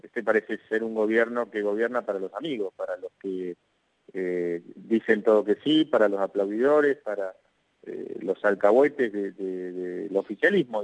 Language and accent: Spanish; Argentina; somos todos los argentinos